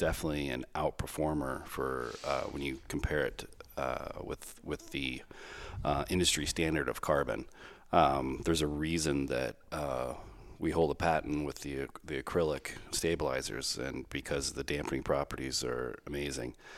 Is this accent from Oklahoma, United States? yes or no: no; Texas, United States; moved away; I'm from Texas